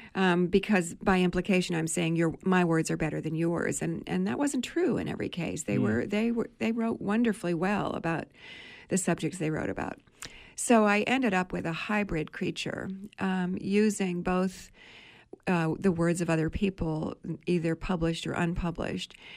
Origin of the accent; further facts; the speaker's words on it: New England, United States; I was from New England.